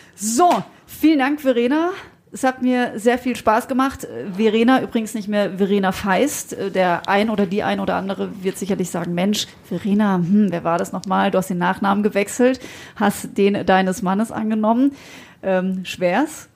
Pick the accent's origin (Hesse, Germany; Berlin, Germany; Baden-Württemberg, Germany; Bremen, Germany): Baden-Württemberg, Germany; Freiburg; Ich als gebürtige Freiburgerin